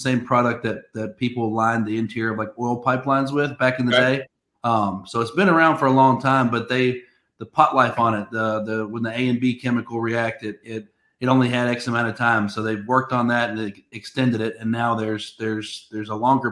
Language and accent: English; Nashville, Tennessee, United States; I'm from Nashville, born and raised in Nashville